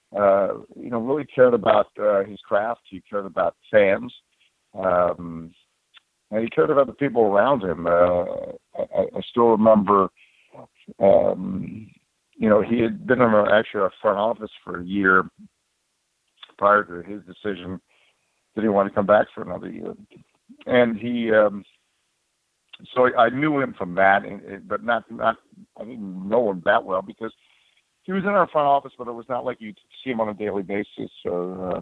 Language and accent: English; United States; as an American because you know, we live in a country